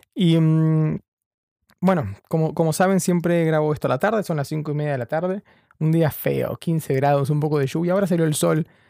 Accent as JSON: {"language": "Spanish", "region": "Chubut", "country": "Argentina", "also_born_or_lived": "Buenos Aires", "moved": "as an adult", "lives_now": "London, United Kingdom", "said": "Yo vivo, soy de Chubut, eh, sobre la costa"}